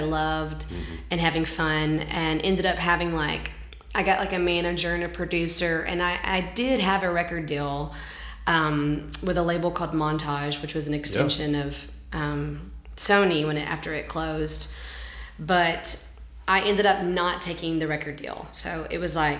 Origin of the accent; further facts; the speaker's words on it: Alabama, United States; moved away as an adult; now in Nashville, United States; I'm from Alabama, and so where I lived, there was like kind of like a modeling agent